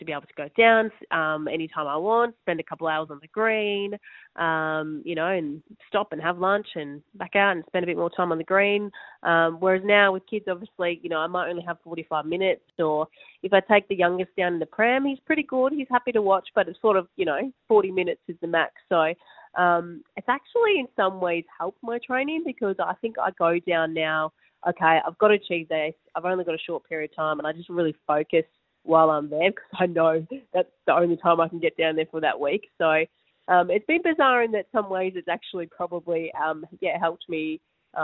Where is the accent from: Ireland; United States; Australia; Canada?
Australia; as Australian players